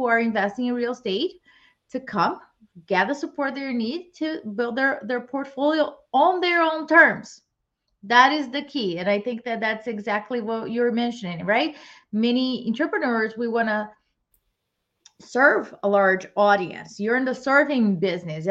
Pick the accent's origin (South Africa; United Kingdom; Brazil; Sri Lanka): Brazil; moved away as an adult; now in United States; I was born and raised in Brazil, and I came to the US to pursue my master's